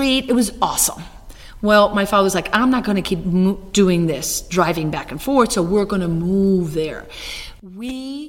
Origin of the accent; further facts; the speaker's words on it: Cuba; No, I speak Spanish. Oh, but you're from Mexico. No, I'm from Cuba. Oh, you're Cuban? Yeah.